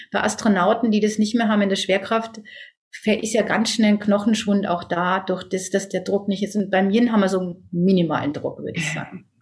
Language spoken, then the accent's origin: German; Germany; bei uns in Deutschland